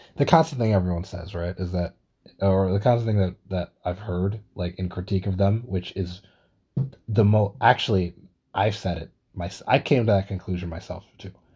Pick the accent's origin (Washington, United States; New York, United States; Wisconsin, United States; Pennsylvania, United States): New York, United States; Being a New Yorker